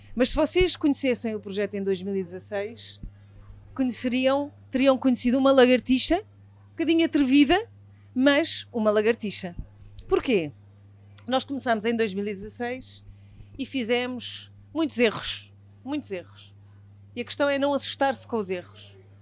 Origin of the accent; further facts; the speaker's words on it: Portugal; sendo portugueses